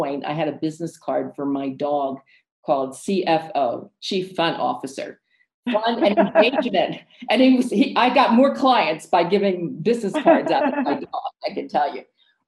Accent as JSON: {"language": "English", "country": "United States", "tie": "born or raised there", "moved": "yes", "said": "And also the United States, of course, is my home country. I'll always be a US citizen, gave me opportunities, and I still work with so many clients there."}